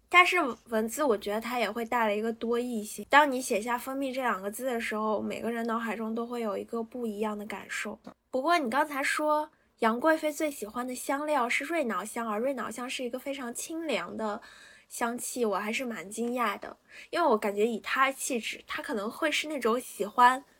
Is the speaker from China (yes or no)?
yes; northern China, China; moved away; 我作为一个北方人